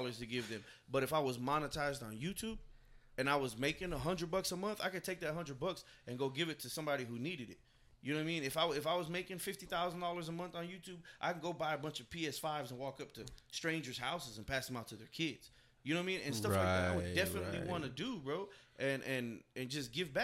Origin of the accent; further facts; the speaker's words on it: Dallas, Texas, United States; I'm from Oak Cliff. Right. You know, we're living in West Dallas for a while.